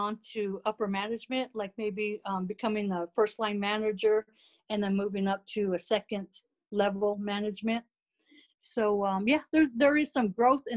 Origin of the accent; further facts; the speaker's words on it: Winslow, Arizona, United States; also born or lived in Germany; I'm from Winslow, Arizona, and the nearest college was Northern Arizona University